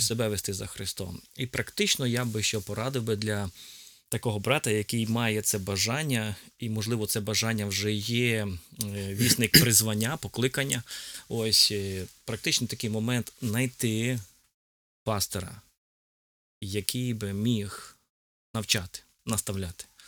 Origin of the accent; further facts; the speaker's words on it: Dubno, Rivne Oblast, Ukraine; also born or lived in Donetsk / Lipetsk; now in Semyduby, Ukraine; я народився в місті Дубно і був в церкві Віфанія десь двох років